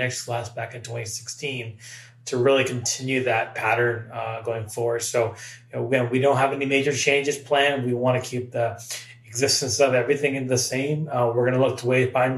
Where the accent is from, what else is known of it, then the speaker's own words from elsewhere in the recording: Massachusetts, United States; I grew up in the Massachusetts area